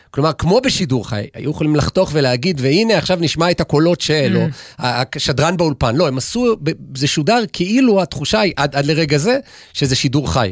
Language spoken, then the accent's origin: Hebrew; Jerusalem, Jerusalem District, Israel; now in Ramat HaSharon, Israel; אני יודע את זה, אגב, כי כירושלמי, אני הייתי מוזמן בעבר לפחות לאולפנים, גם אחרי שאגב שנים כבר גרנו ברמת השרון